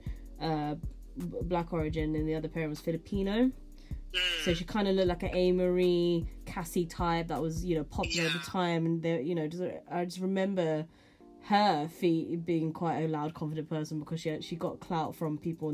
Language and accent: English; United Kingdom; us being British, born and bred here